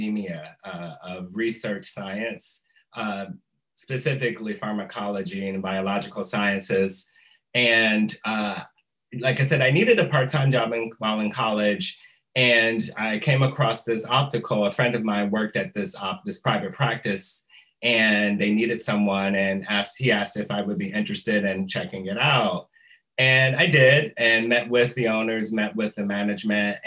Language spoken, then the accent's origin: English; Detroit, Michigan, United States; moved away as an adult; now in Chicago, United States; I am originally from Detroit, Michigan